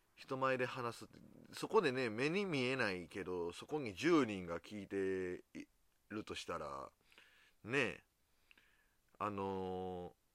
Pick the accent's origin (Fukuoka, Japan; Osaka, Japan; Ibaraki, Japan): Osaka, Japan; 僕大阪人なんでこう、すぐにこう、笑いに走ってしまう